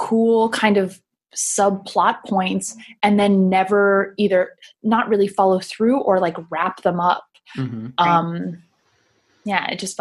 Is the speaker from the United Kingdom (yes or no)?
yes; England, United Kingdom; I'm from England